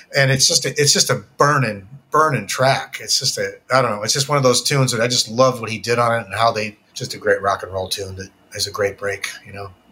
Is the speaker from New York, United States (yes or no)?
yes; Syracuse, New York, United States; moved away; I'm from Syracuse, New York